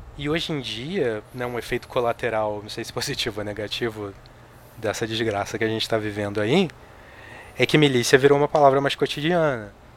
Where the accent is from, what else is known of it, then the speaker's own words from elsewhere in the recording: Rio de Janeiro, Brazil; moved away as an adult; now in São Paulo, Brazil; Eu sou carioca. Eu morei no Rio de Janeiro até os 29 anos de idade.